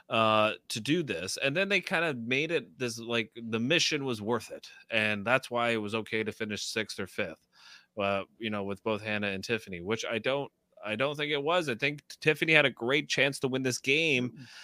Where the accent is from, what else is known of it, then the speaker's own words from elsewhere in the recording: Niagara Falls, New York, United States; Shout out to Niagara Falls, New York, my hometown.